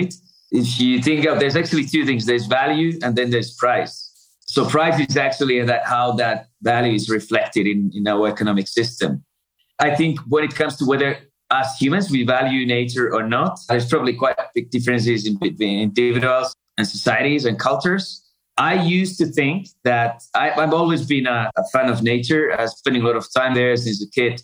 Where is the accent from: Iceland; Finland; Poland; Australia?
Finland; moved away as an adult; also born or lived in Africa; I grew up in Finland with a lot of forests there, a lot of lakes.